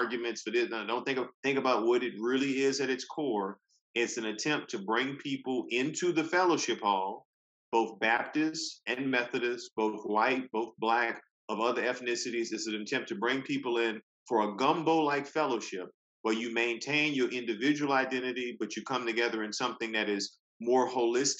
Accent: Louisiana, United States; now in Durham, United States; I'm from Louisiana

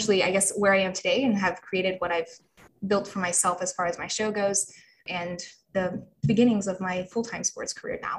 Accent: Birmingham, Alabama, United States; moved away as an adult; also born or lived in New York; I'm from Birmingham, Alabama

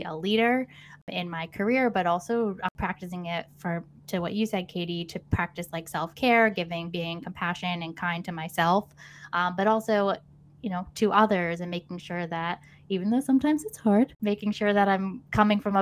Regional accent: Connecticut, United States; also born or lived in Boston area; now in Boston, United States; I'm originally from Connecticut, so New England, through and through.

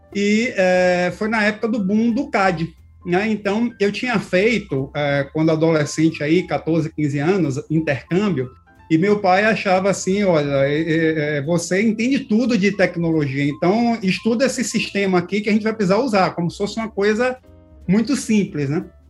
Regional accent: Bahia, Brazil; now in São Paulo, Brazil; eu sou baiano

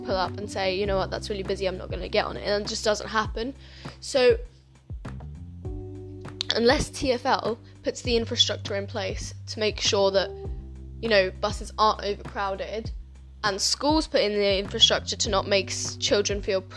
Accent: London, United Kingdom; also born or lived in Poland; I moved here, and I've been living here like my whole life

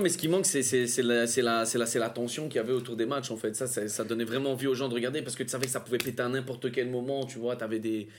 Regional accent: Brussels, Brussels-Capital Region, Belgium; ici on est belge

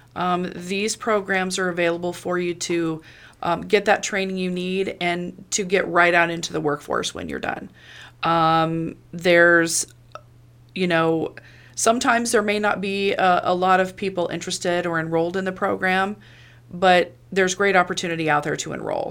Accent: Monmouth, Illinois, United States; I am from Monmouth, born and raised

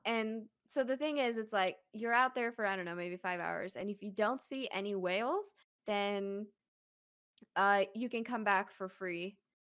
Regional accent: Virginia, United States; growing up in Virginia

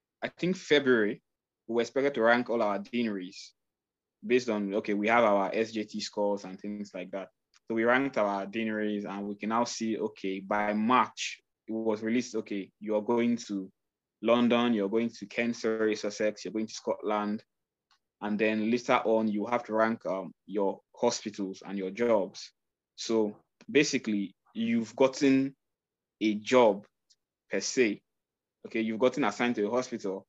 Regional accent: Nigeria; I'm Nigerian

